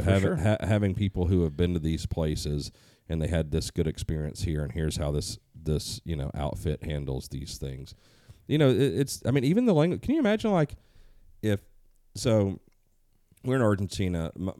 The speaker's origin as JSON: {"language": "English", "region": "Southern United States", "country": "United States", "tie": "born or raised there", "said": "I growing up in the South, we see turkeys."}